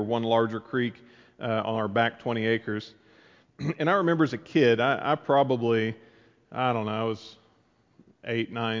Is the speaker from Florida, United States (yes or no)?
no; Amber, Oklahoma, United States; moved away; I grew up in Amber, as many of you know, a little town in central Oklahoma